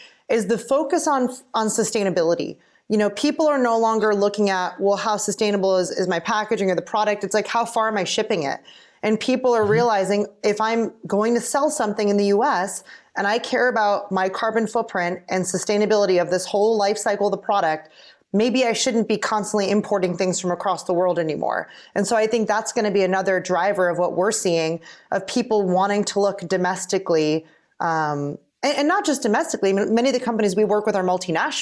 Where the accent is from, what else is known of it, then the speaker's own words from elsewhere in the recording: Pennsylvania, United States; I'm from Pennsylvania